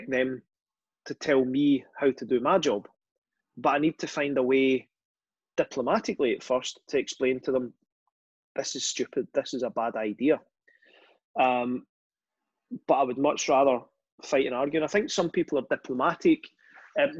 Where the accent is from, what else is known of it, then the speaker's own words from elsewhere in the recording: Glasgow, Scotland, United Kingdom; I grew up in Castlemore.